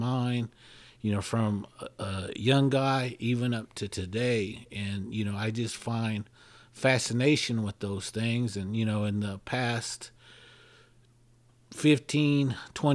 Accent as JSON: {"language": "English", "town": "Okmulgee", "region": "Oklahoma", "country": "United States", "tie": "born or raised there", "said": "I'm from Okmulgee, Oklahoma"}